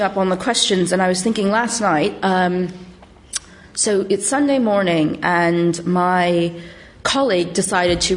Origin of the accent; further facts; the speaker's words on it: Silicon Valley, California, United States; moved away as an adult; now in London, United Kingdom; I'm from the Silicon Valley originally.